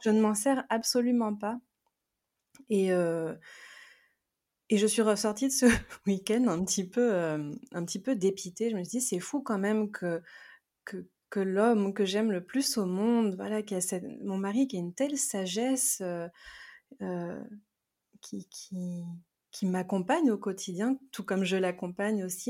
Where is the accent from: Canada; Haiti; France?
France; also born or lived in South America; Je suis née euh, en Amérique du Sud, j'ai été adoptée et j'ai grandi dans une famille donc française